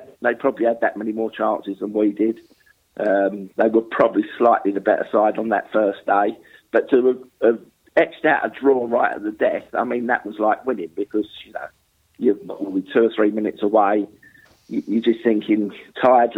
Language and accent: English; London, United Kingdom; when I played, I was a London boy. I played for a London club.